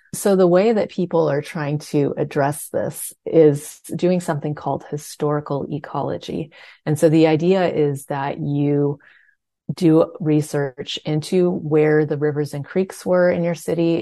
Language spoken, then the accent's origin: English; California, United States; I grew up in California, where water is kind of an obsession of everyone